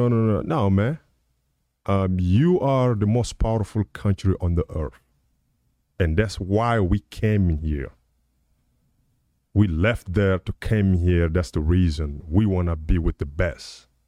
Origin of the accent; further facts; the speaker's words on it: United States; So I think, you know, I'm American, I can say we.